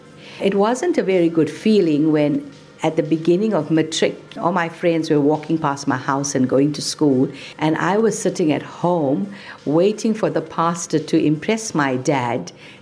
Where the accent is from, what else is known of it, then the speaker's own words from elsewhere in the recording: India; accent: Indian; English is a second language; I didn't have the right accent back in the day. I was very Indian in my accent.